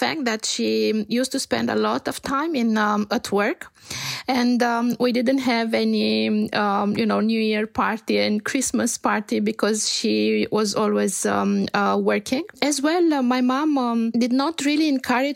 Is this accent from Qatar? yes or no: no; Romania; also born or lived in Canada / Bucharest; I grew up in Romania, and I have to say that I lived for a few years in Canada, and then I came back to Romania